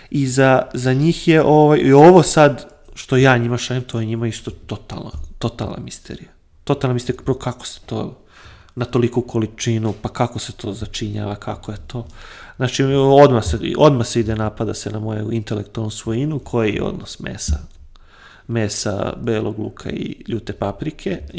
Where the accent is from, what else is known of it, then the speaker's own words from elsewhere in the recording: Bačka, Vojvodina, Serbia; also born or lived in Banija, Croatia; now in Syrmia, Serbia; Iako sam rođen u Bačkoj, ali eto, silom prilika živim u Sremu